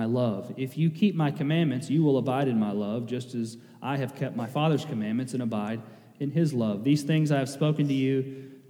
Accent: Kentucky, United States; I'm from Kentucky.

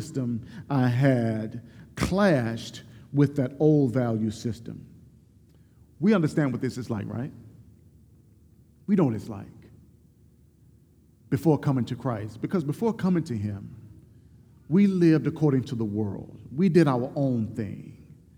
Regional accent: Mobile, Alabama, United States; a local housing project in my hometown of Mobile, Alabama

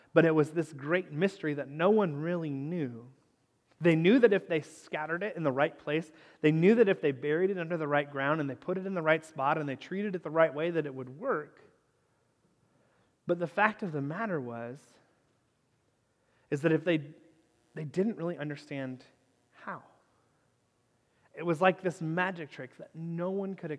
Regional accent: Northern Kentucky, United States; the house where I grew up in Northern Kentucky

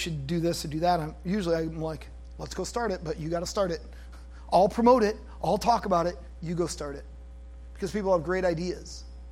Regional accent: United States; I'm an American

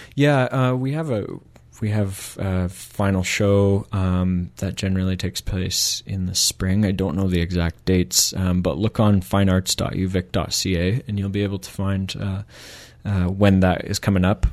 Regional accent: Michigan, United States; moved away as an adult; also born or lived in Canada; now in Victoria, Canada; I'm from Michigan originally, mm-hmm. uh, from the states, and moved to Canada in 2007 uh, to do my undergrad.

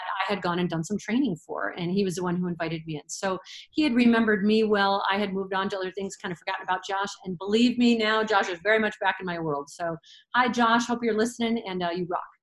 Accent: Michigan, United States; moved away as an adult; now in Colorado, United States; I was born and raised in Michigan, so it was a natural fit to go to Michigan State

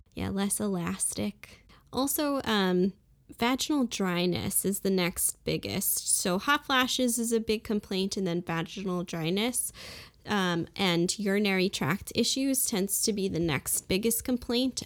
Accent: Brooklyn, New York, United States; also born or lived in England / Saint Martin; now in Fargo, United States; I'm originally from Brooklyn, New York, and I, uh, lived in a few different places like England and Saint Martin

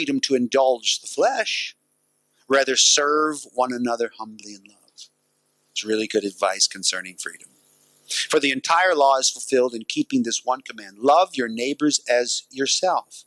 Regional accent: United States; as an American

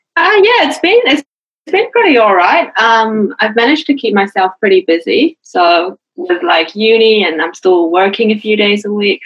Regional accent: Auckland, New Zealand; moved away as an adult; now in Adelaide, Australia; I'm from Auckland, so I was born and raised there.

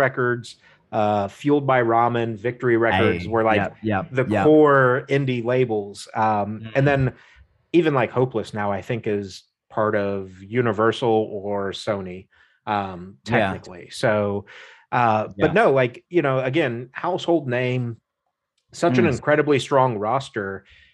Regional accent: United States; been born and raised in the States

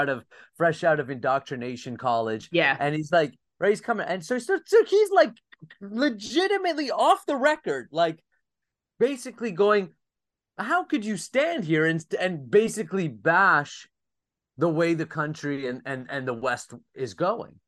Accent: Saint John, New Brunswick, Canada; my hometown in St. John, New Brunswick, Canada

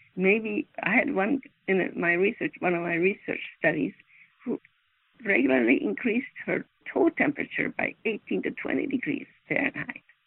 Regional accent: Sweden; moved away as an adult; now in United States; I'm not from America directly, but I'm directly from Sweden. And I lived and worked there most of my growing up years.

